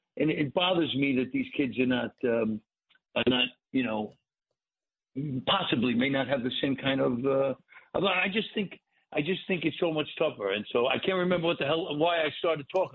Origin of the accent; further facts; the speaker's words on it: New York City, New York, United States; moved away as an adult; also born or lived in Hollywood; I grew up in Brooklyn in the 50s and 60s